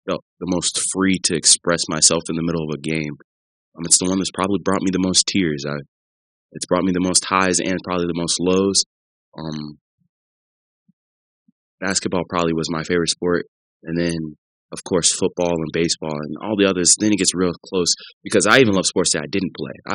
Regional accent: St. Louis, Missouri, United States; moved away; also born or lived in Columbia, Missouri; Lived in St. Louis for 12 years

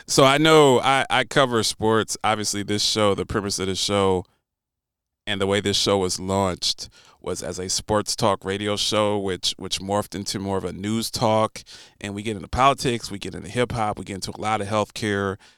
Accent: Columbus, Ohio, United States; now in Nashville, United States; if you grow up in Columbus, like I grew up

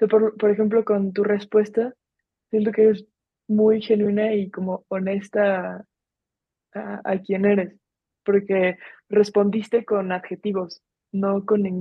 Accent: Mexico; A mí me pasa que me, encasillo mucho en lo de soy mexa.

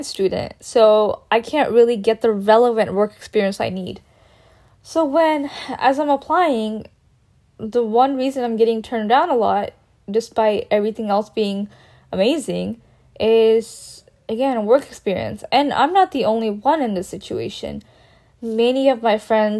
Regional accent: Texas, United States; also born or lived in India; I consider Texas my home

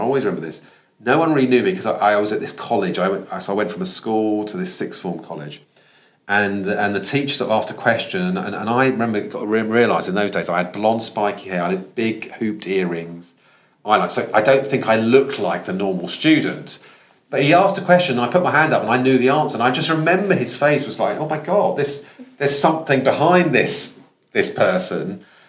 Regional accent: London, United Kingdom; accent: Estuary English; So I talked a bit like, because I'm from London, I talked like that a long time ago.

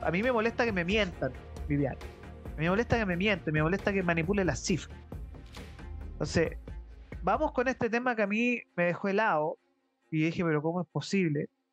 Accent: Chile; yo soy chileno y si yo soy empresario, tengo mi emprendimiento acá

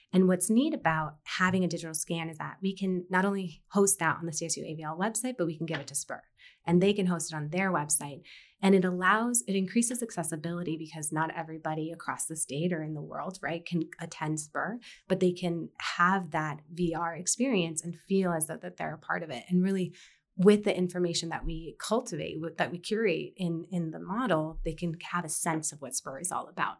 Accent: Fort Collins, Colorado, United States; grow up in Fort Collins and experience, like, K through twelve

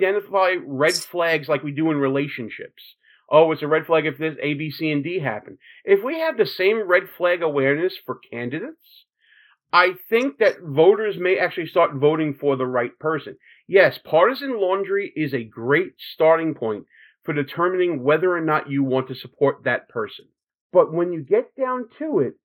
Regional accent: New York City, New York, United States; we're both from Brooklyn

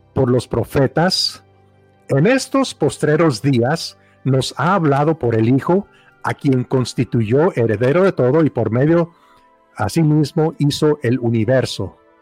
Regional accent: Mexico; crecí en México

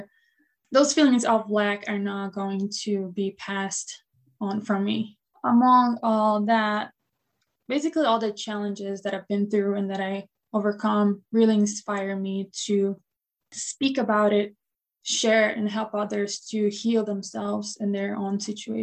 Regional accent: Brazil; now in Buffalo, United States; I was born and raised in Brazil

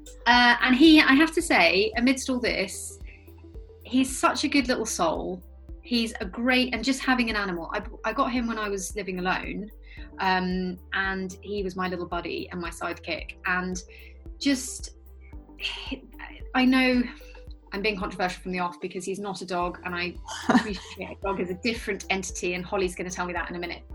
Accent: Surrey, South East England, United Kingdom; also born or lived in West London; now in London, United Kingdom; my husband and I both growing up outside of London, him in rural Scotland and me in a kind of tiny village in the depths of Surrey

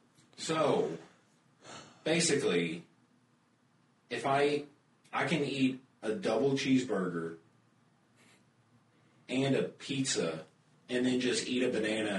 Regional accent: United States; being American and all.

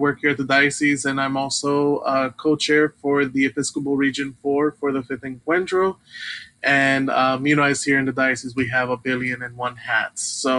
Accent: Miami, Florida, United States; born or raised there; also born or lived in Brooklyn, New York; now in Richmond, United States

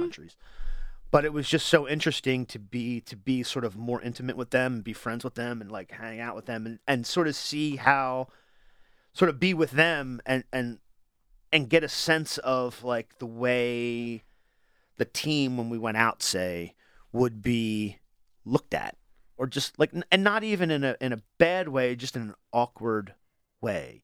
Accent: Wilmington, Delaware, United States; I'm from Wilmington

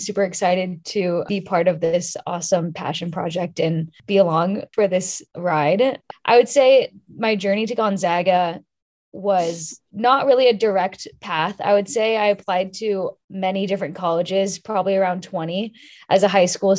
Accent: California, United States; I was interested in Washington State because I'm from California.

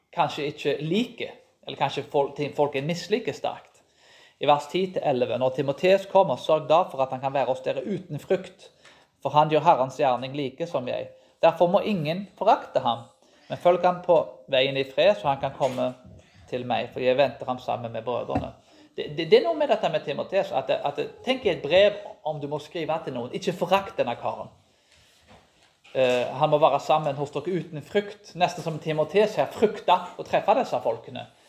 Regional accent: Karmøy, Rogaland, Norway; Jeg vokste jo opp på Karmøy

